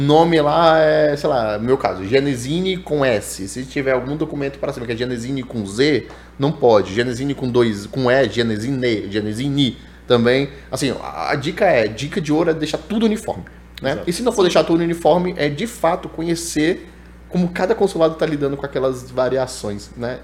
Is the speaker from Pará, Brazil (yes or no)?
no; Brasília, Federal District, Brazil; eu tô aqui em Brasília, sou nascido e moro em Brasília.